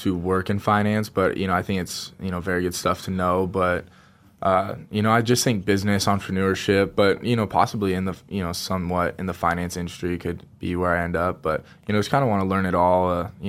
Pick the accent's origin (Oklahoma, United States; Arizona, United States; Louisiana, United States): Arizona, United States; Scottsdale; I'm from Scottsdale, Arizona.